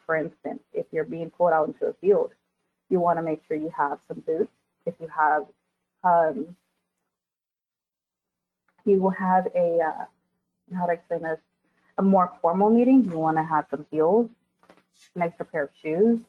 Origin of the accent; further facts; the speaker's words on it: Texas, United States; I'm from Texas, or I, you know, I was raised here in Texas